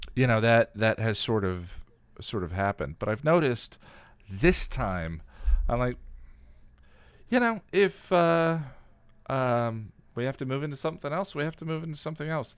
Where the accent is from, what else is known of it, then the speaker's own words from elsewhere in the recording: Illinois, United States; moved away; I was born in Illinois and lived in Illinois for a while